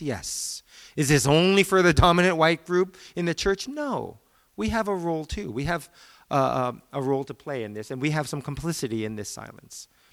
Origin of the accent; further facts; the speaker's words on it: United States; as a Korean American, in the Presbyterian Church in American, in America, we are the dominant group for Asians.